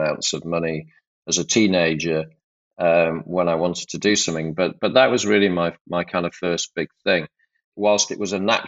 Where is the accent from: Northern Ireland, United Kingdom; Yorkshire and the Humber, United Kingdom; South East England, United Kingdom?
Yorkshire and the Humber, United Kingdom; I'm from Yorkshire. My parents are from Yorkshire.